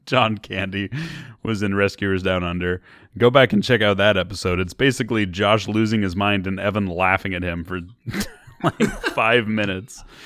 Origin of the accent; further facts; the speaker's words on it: Bay Area, California, United States; We're from the Bay Area